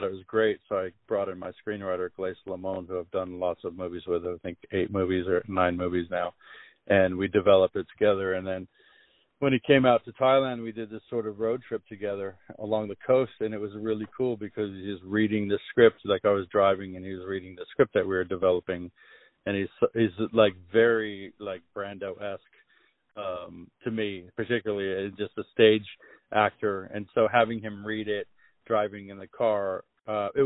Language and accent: English; La Jolla, California, United States; I grew up with him in La Jolla